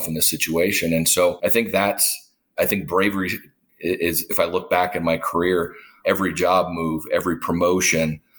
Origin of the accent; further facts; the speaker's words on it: Duluth, Minnesota, United States; moved away as an adult; my hometown in Duluth